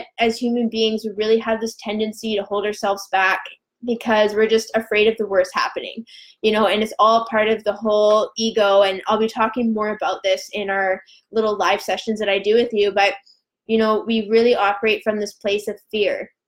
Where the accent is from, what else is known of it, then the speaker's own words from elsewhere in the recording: Vancouver Island, British Columbia, Canada; we're both from Vancouver Island